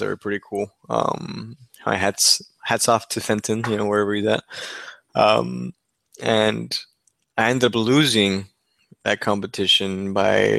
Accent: Mexico; now in Texas, United States; Mexico, my home country

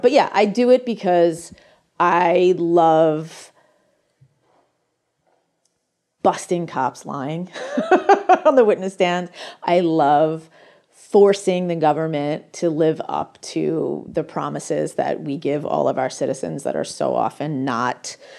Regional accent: United States; I'm American. I actually come from a wealthy family that is also very liberal

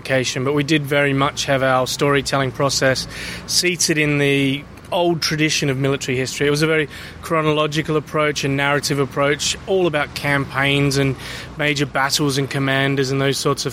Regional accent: Australia; moved away as an adult; now in London, United Kingdom; I'm not originally from here. I'm from Australia. I moved here over a decade ago.

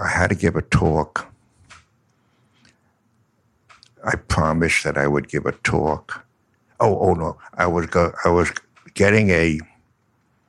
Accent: New York, United States; I'm from New York, so I say yo

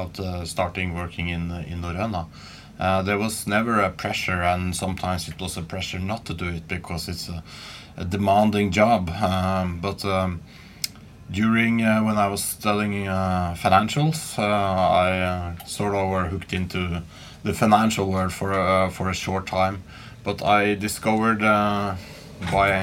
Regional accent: Asker and Bærum, west of Oslo, Akershus, Norway; I grew up right outside Oslo, west of Oslo, called Asker and Bærum

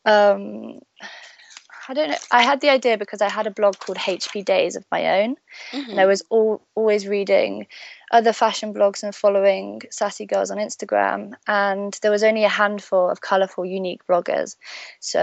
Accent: Stratford-upon-Avon, West Midlands, United Kingdom; moved away as an adult; also born or lived in Birmingham; now in London, United Kingdom; I was born in Birmingham. in the UK. I was raised in Stratford-upon-Avon, which is where Shakespeare is from.

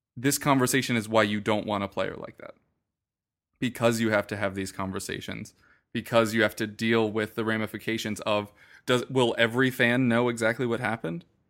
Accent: United States; as an American sports fan

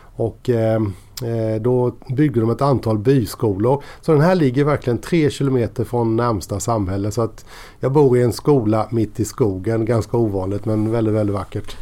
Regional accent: Kosta, Kronoberg County, Sweden; also born or lived in Växjö; jag är ju arbetarunge från Kosta.

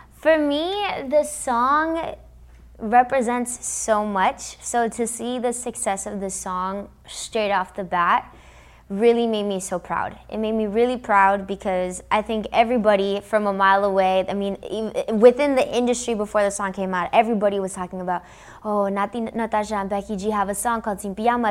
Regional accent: Los Angeles, California, United States; first language English; I'm from Los Angeles, because I grew up in America, I grew up listening to everything

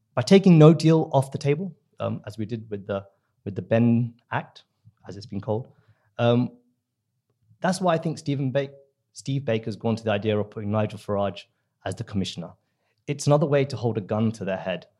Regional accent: India; now in United Kingdom; I'm from the subcontinent, I'm from India

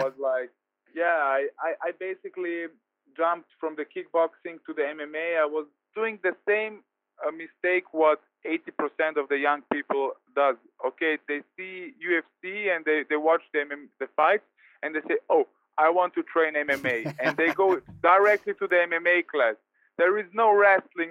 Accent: Vienna, Austria; here in Vienna, in my hometown.

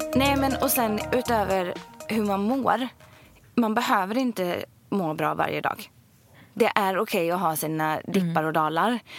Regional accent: Ulricehamn, Västra Götaland, Sweden; jag är uppvuxen i, i Ulricehamn

